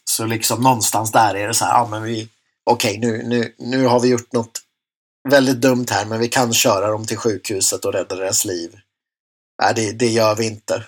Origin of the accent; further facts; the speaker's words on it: Enköping, Uppsala County, Sweden; i Enköping där jag växte upp